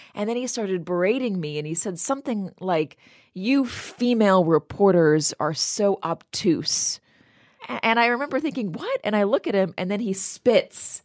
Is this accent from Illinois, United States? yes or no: no; Los Angeles, California, United States; I'm from Los Angeles.